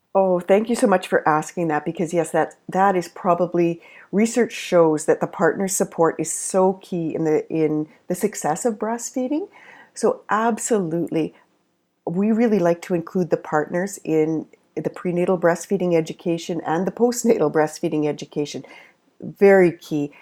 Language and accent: English; Canada; I'm a Canadian nurse and lactation consultant